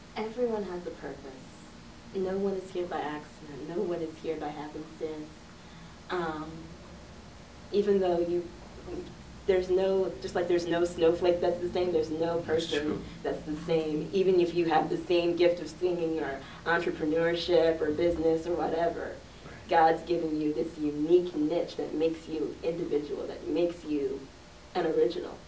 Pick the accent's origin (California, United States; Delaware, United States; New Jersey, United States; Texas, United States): Delaware, United States; Bear; I grew up in Delaware, just my hometown of Bear, Delaware